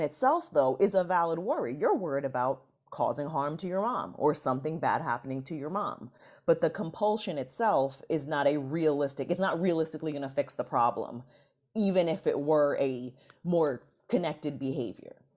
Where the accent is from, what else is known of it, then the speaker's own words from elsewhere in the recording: New York City, New York, United States; I'm from New York City, the Bronx in particular